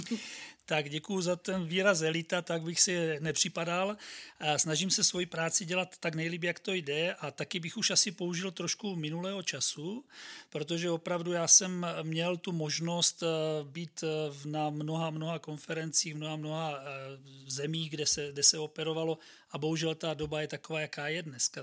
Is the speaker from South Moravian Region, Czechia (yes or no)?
yes; Brno, South Moravian Region, Czechia; jsem Brňák, tak tím pádem vlastně jsem bydlel doma